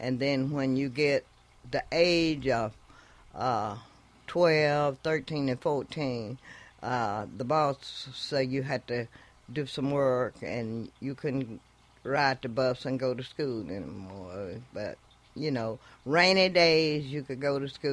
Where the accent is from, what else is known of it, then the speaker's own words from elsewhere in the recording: Greenwood, Mississippi, United States; moved away; I was born and raised in Mississippi, and I went to school there as a kid